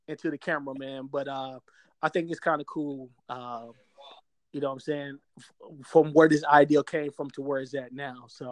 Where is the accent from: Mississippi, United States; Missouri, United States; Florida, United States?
Missouri, United States; St. Louis; now in Atlanta, United States; I'm from St. Louis, Missouri